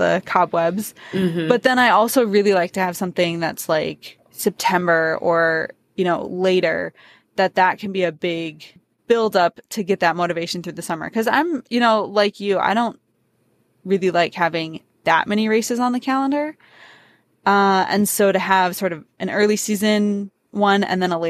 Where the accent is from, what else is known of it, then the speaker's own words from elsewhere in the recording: Wisconsin, United States; I'm from Wisconsin